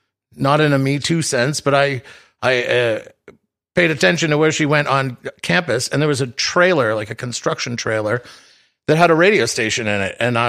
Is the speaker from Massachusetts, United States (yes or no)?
yes; Boston, Massachusetts, United States; moved away as an adult; now in Los Angeles, United States; I was born and raised just outside of Boston. I was born in Boston, and then I grew up outside of Boston.